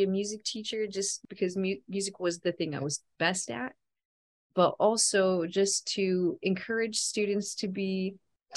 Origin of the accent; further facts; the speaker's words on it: Stockton, California, United States; Mudville is another word that you would call Stockton, which is my hometown.